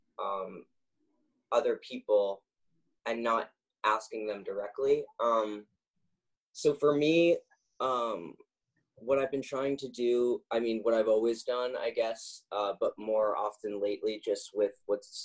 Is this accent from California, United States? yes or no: yes; Los Angeles, California, United States; now in New York City, United States; I'm from Los Angeles, though, originally